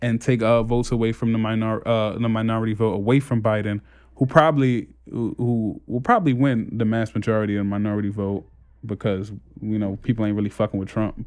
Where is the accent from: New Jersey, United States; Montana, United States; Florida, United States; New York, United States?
New York, United States; New York City; moved away as an adult; also born or lived in Canarsie, Brooklyn; I just moved from Brownsville to Canarsie, and I see the difference in how people react when I tell them where I live as a, like, when I said, "Oh, yeah, I'm from Brownsville